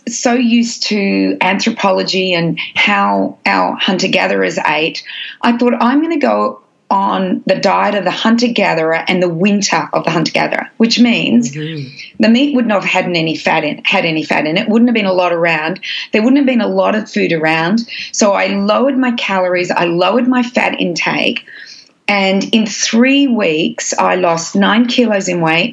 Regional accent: Australia; I'm Australian

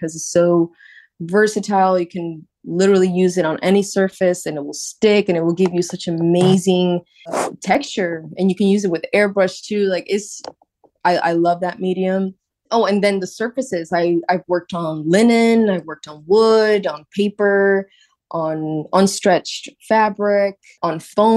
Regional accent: Puerto Rico; moved away as an adult; now in New York City, United States; Growing up in Puerto Rico

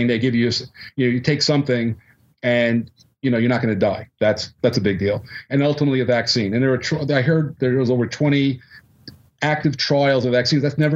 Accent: United States; I'm an American

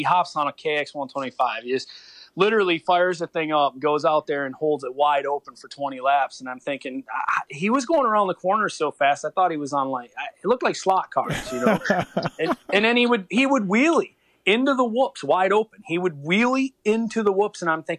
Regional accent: Enfield, New York, United States; I grew up in Enfield, New York, which is, you know, so it was small town, man, real small.

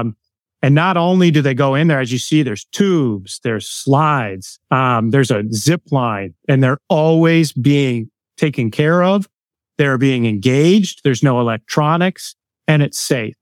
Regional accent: Pittsburgh, Pennsylvania, United States; now in Lancaster, United States; grew up in Pittsburgh, Pennsylvania

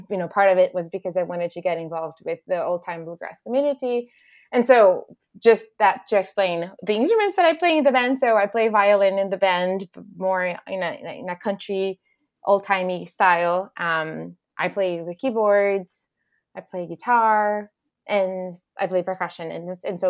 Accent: Recife, Pernambuco, Brazil; English is a second language; moved away as an adult; I was born and raised in Recife, Pernambuco, in the northeastern part of Brazil

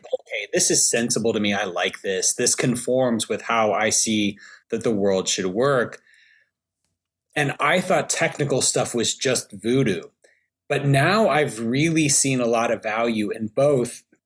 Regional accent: Alabama, United States; I'm from Alabama.

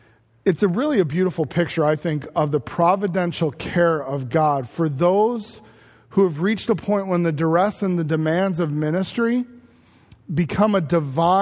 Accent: Chicago, Illinois, United States; I loved growing up in Chicago

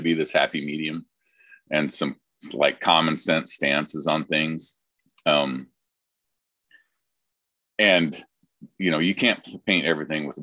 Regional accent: Oregon, United States; I am a redneck from Oregon. I grew up logging, all aspects of logging

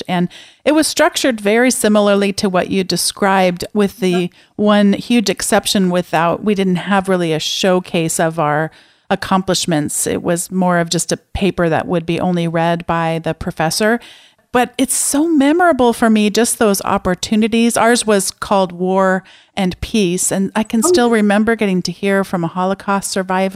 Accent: San Diego, California, United States; growing up in San Diego

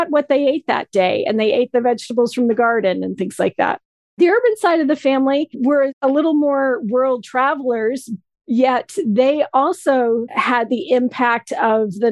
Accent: Vermont, United States; also born or lived in Maine; I grew up in a town that's in Vermont, but on the border of New Hampshire, and I have a second hometown in Maine

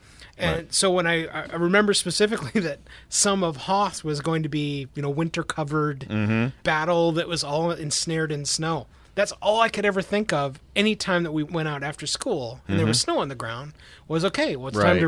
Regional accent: Milwaukee, Wisconsin, United States; also born or lived in Chicago, Illinois; now in St. Louis area, United States; I grew up in the Chicago area and then in Milwaukee.

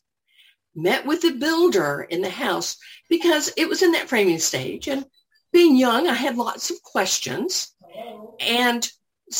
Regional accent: Orlando, Florida, United States; moved away as an adult; now in Johns Creek, United States; I'm originally from Orlando

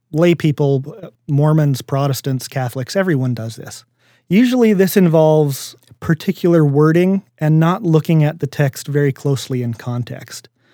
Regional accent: Minnesota, United States; I grew up in Minnesota

